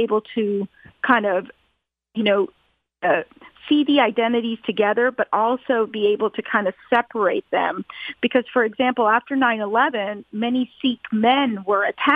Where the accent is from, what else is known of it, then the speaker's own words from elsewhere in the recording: Atlanta, Georgia, United States; an Indian American Hindu growing up in Atlanta, Georgia